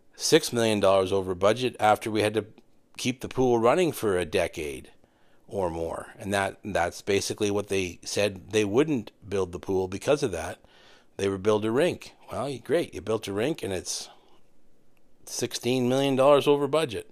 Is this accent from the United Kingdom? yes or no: no; Renfrew, Ontario, Canada; in my hometown, not everybody wanted a second ice rink.